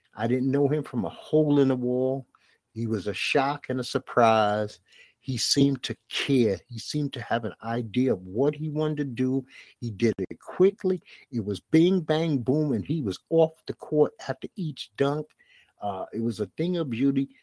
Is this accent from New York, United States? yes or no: yes; New York City, New York, United States; I grew up around Soul in the Hole in Brooklyn, Bed-Stuy, Brooklyn